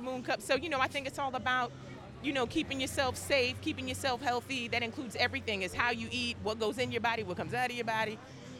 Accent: Philadelphia, Pennsylvania, United States; also born or lived in New York / Harlem; now in Los Angeles, United States; I'm originally from Philadelphia, yeah, and I just moved here from New York, so I'm bi-coastal at this point.

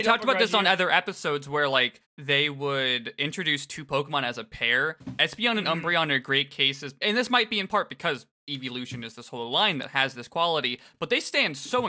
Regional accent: Florida, United States; I grew up in Florida.

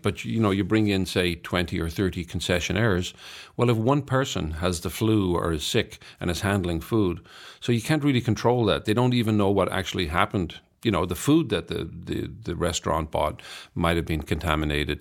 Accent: Ireland; I'm Irish

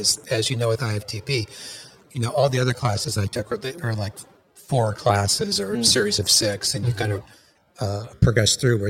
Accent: Washington, United States; now in Los Angeles, United States; I'm from Washington, as you probably figured out.

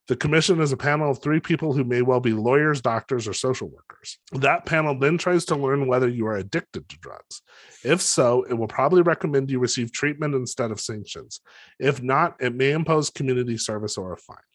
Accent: Los Alamos, New Mexico, United States; I grew up in Los Alamos

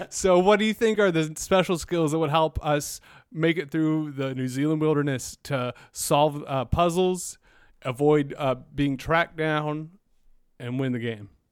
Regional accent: South Carolina, United States; I grew up in South Carolina, so every summer we'd vacation to Myrtle Beach

